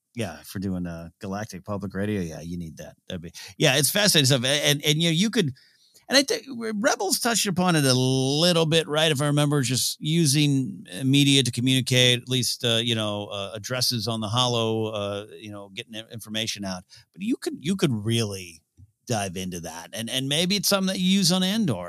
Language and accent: English; near Pismo Beach, Central Coast, California, United States; my hometown near Pismo Beach